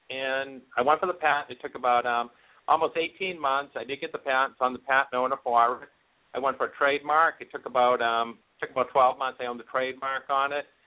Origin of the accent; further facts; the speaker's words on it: Boston, Massachusetts, United States; accent: thick Boston; I'm from Boston, so I apologize up front if uh, I have that thick Boston accent.